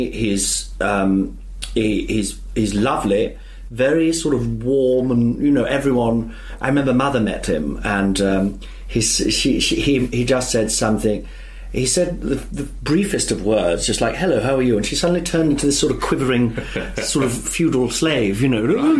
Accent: Nottingham, East Midlands, United Kingdom; moved away; I'm from the Midlands originally, from Nottingham

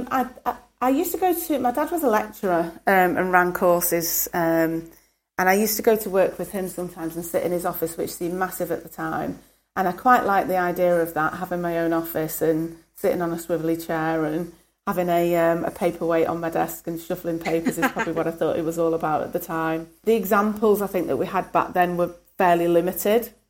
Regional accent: Stockport, North West England, United Kingdom; also born or lived in Birmingham; I was born in Birmingham, and then when I was, I think, about six, moved up to Stockport.

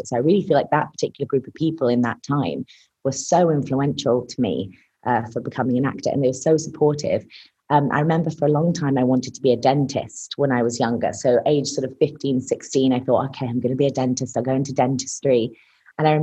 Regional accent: Lincolnshire, East Midlands, United Kingdom; I grew up in Lincolnshire, United Kingdom

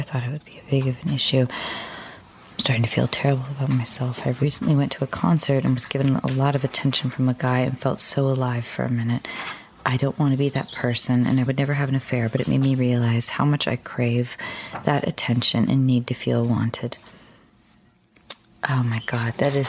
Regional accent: Dallas, Texas, United States; born there; also born or lived in Santa Fe / Denver / Salt Lake City; So I was born in Dallas.

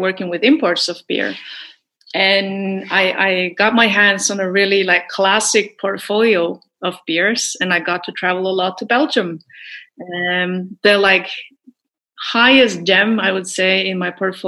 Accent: Telemark, Norway; I grew up in Telemark, which is like the countryside, middle of fucking nowhere in Norway

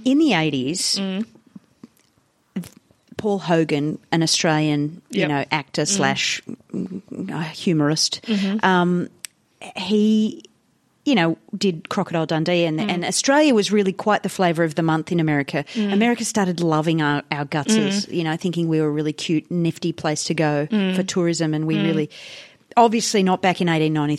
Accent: India; I know that I grew up in India where there was a caste system

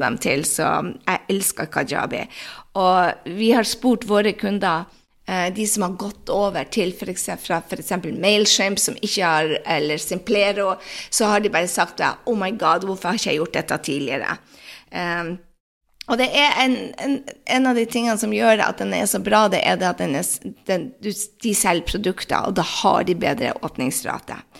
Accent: Norway; moved away

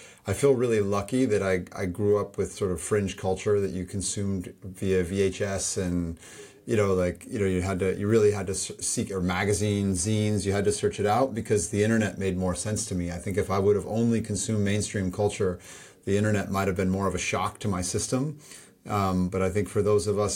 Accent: Goshen, Indiana, United States; I was in Goshen, Indiana

